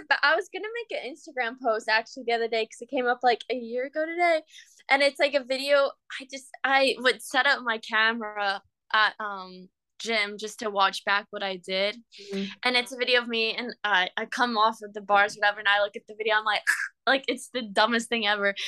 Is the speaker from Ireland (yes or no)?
no; Cayman Islands; moved away as an adult; now in Florida, United States; growing up in Cayman